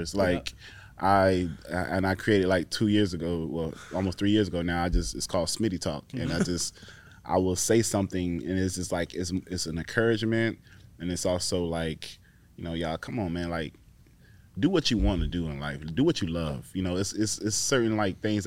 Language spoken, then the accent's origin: English; Titusville, Florida, United States; moved away as an adult; also born or lived in Fort Bliss, Texas / Fayetteville, North Carolina; now in Raleigh, United States; growing up in Titusville, small city